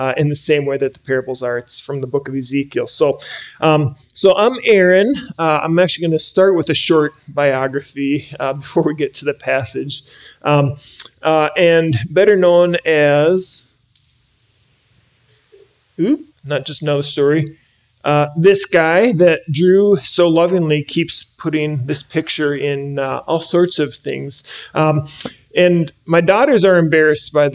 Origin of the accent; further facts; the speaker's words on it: Andover, Minnesota, United States; I grew up in the Twin Cities, grew up locally up in Andover